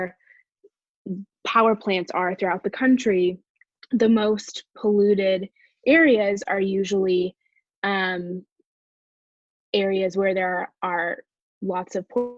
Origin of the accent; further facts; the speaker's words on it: Bay Area, California, United States; I'm from the Bay Area in California